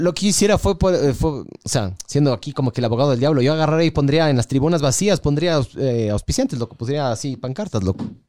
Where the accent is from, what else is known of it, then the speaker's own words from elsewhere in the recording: Ecuador; soy ecuatoriano